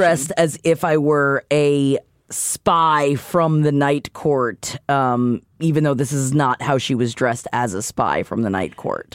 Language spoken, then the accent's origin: English; New York City, New York, United States; I'm from Queens